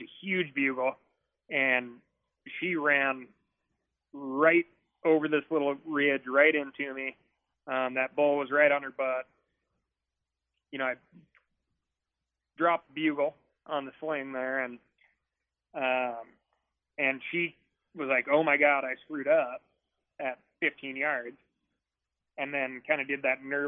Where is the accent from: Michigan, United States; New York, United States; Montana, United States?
Montana, United States; growing up in Montana